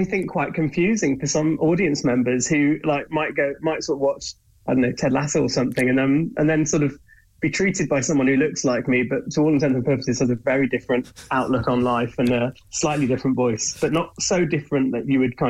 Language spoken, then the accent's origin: English; Leeds, Yorkshire and the Humber, United Kingdom; I'm from Leeds.